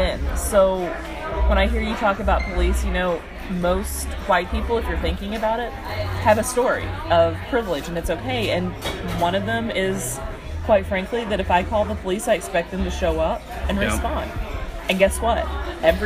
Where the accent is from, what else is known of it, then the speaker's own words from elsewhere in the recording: Southeast, United States; I grew up in the Southeast